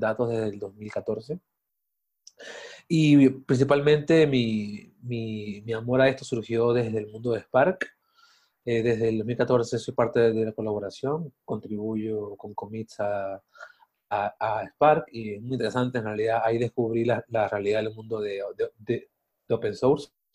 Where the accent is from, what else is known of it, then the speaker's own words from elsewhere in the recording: Venezuela; moved away as an adult; also born or lived in Mexico City; now in Mexico; soy de Venezuela, eh, vivo aquí en México hace cuatro años prácticamente